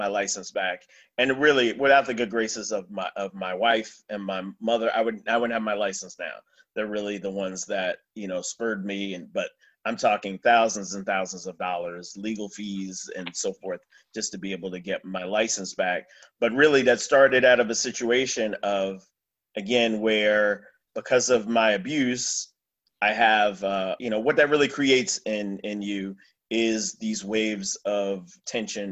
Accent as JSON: {"language": "English", "region": "New Jersey", "country": "United States", "tie": "born or raised there", "said": "I grew up in New Jersey"}